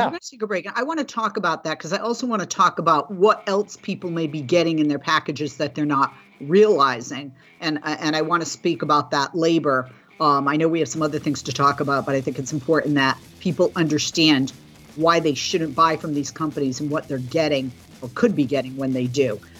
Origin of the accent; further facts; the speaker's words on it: Boston, Massachusetts, United States; now in California, United States; I didn't have that in the Northeast when I was growing up in Boston, but we do have it here in California.